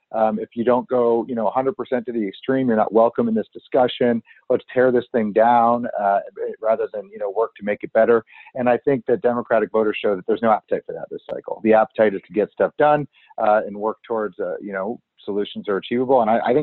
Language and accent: English; United States; But my point is, as an American, generally, I really like when we play football between the 40s.